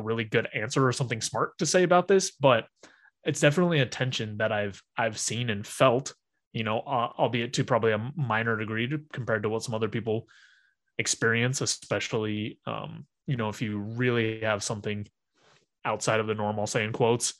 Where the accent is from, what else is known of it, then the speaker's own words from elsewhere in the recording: Utah, United States; growing up in Utah, where it's relatively conservative everywhere